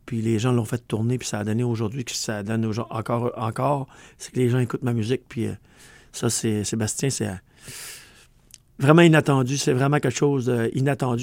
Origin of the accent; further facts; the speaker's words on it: Quebec, Canada; accent: Québec; On a une langue qui est unique au monde, parce qu'on a de l'anglais avec nous autres, puis du français, mais avec notre accent du Québec